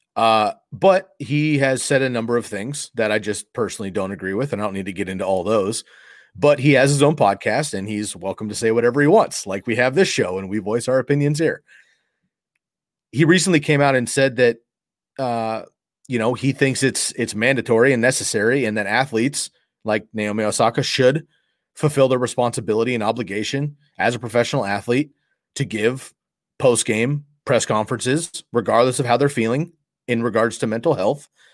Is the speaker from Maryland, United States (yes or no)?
no; Bay Area, California, United States; now in Oregon, United States; I grew up in the Bay Area